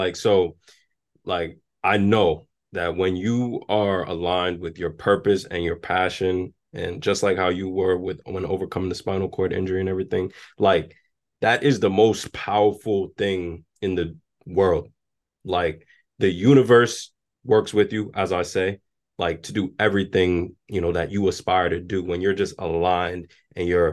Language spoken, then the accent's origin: English; New York City, New York, United States; I grew up in the South Bronx. I grew up in the projects and everything